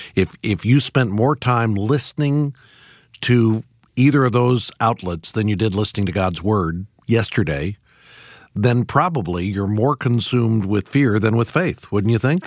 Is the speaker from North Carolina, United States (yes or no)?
no; Missouri, United States; I grew up in Missouri as well